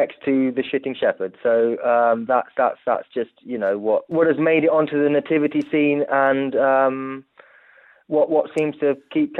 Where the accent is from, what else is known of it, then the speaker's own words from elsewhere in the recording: Italy; I grew up in Italy, and my parents, being British, you know, tried to tell me the best they could about Santa Claus.